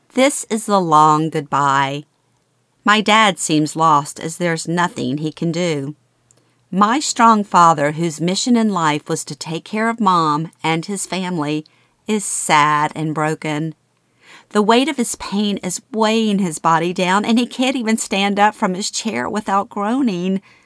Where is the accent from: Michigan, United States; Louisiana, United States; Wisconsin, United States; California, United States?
Louisiana, United States; Baton Rouge; moved away as an adult; growing up in Baton Rouge